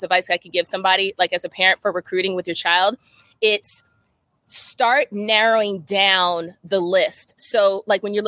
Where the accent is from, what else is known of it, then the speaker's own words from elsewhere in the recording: New Jersey, United States; moved away; also born or lived in Connecticut / Maryland; I'm from Jersey.